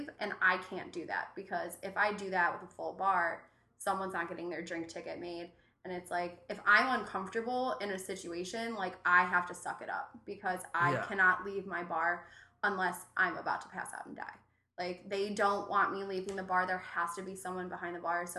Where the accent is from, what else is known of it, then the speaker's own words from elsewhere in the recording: Cleveland, Ohio, United States; now in Chicago, United States; I'm from Cleveland